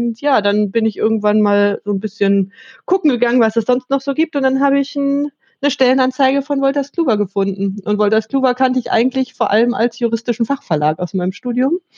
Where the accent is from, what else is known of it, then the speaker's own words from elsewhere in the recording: Hanover, Lower Saxony, Germany; Äh, ich komme aus Hannover eigentlich ursprünglich.